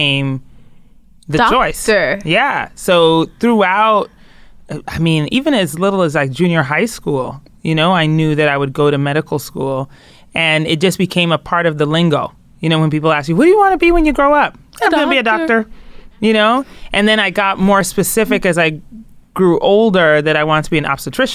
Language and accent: English; Colorado Springs, Colorado, United States; I grew up in Colorado Springs, Colorado for most of my childhood.